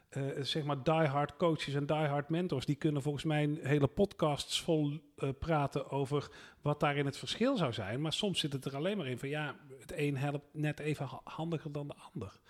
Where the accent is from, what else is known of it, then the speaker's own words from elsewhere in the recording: North Brabant, Netherlands; ik ben in West-Brabant opgegroeid